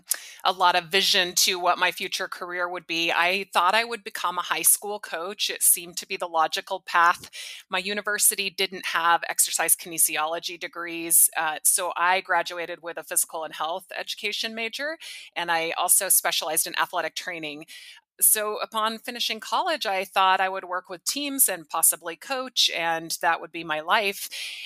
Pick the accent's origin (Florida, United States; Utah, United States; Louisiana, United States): Utah, United States; Provo; moved away; I grew up in Provo, Utah, and I'm one of 10 children.